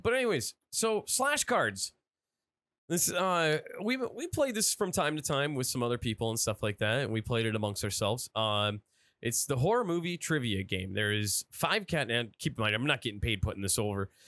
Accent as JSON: {"language": "English", "town": "Erie", "region": "Pennsylvania", "country": "United States", "said": "I'm from Erie"}